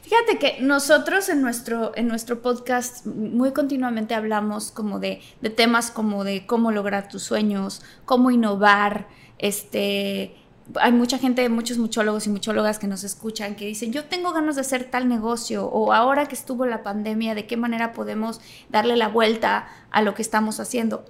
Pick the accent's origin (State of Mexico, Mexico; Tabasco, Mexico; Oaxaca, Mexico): Tabasco, Mexico; moved away as an adult; also born or lived in Mexico City; soy de Tabasco, del sureste de la República Mexicana